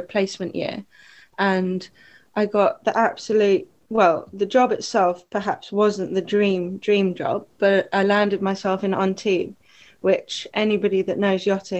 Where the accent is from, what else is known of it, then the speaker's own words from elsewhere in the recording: Lytham St Annes, North West England, United Kingdom; moved away as an adult; now in Oxted, United Kingdom; I grew up in Lancashire, up north in the UK, a lovely little coastal town called Lytham St. Anne's. I spent the first 18 years of my life there